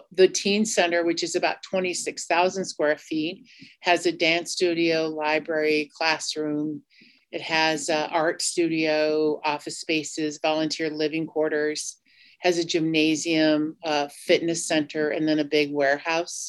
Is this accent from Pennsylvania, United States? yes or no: no; Cheyenne River Sioux Tribe, South Dakota, United States; I'm from the Minicoju Lakota Band of the Cheyenne River Sioux Tribe